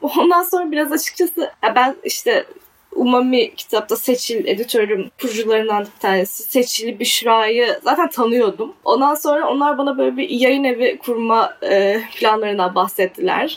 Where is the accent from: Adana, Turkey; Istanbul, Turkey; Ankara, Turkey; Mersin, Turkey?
Adana, Turkey; also born or lived in Czech Republic; Adanalıyım ben. Adana'da doğdum, büyüdüm.